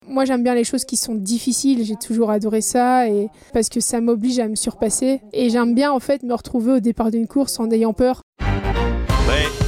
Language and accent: French; Belgium; je suis belge, j'ai 36 ans